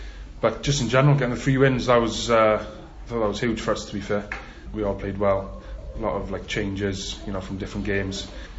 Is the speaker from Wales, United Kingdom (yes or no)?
yes; Carmarthen, Wales, United Kingdom; We're both from Carmarthen, same school, you know, same rugby club and everything